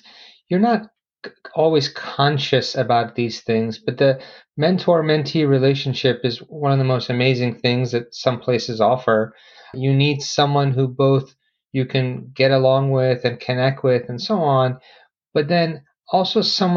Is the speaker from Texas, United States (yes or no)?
no; Philadelphia, Pennsylvania, United States; I grew up in Philadelphia